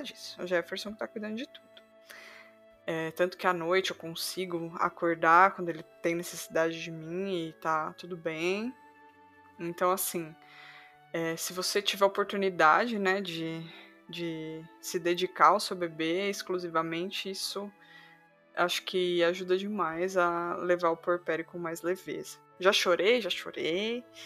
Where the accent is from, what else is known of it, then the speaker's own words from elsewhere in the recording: Sorocaba, São Paulo, Brazil; eu sou de Sorocaba.